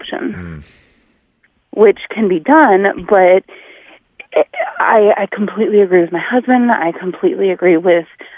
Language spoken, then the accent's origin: English; New England, United States; moved away as an adult; I'm from New England